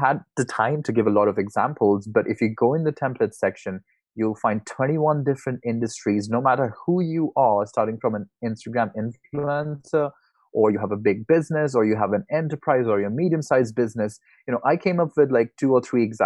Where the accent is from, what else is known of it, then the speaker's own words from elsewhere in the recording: India; moved away as an adult; I'm originally from India